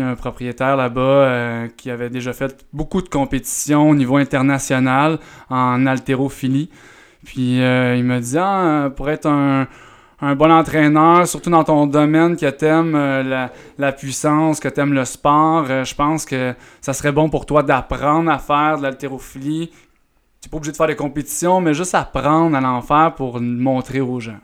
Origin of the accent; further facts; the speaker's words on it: Eastern Townships, near Sherbrooke, Quebec, Canada; je viens des cantons de l'Est. Euh, je viens d'un petit village proche de, Sherbrooke.